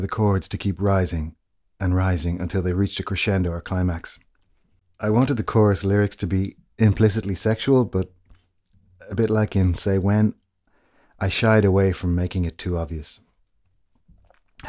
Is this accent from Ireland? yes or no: yes; Ireland; as an Irish man